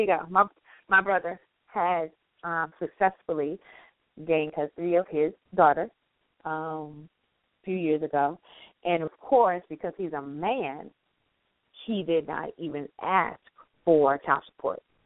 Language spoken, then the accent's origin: English; the South, United States; accent: southern; I'm southern and my accent is a lot stronger sometimes with certain words